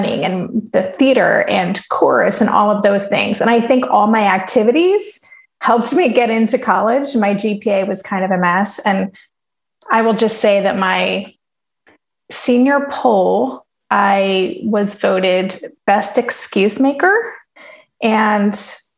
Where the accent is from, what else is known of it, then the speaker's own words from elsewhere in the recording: Reading, Pennsylvania, United States; I grew up in Reading, Pennsylvania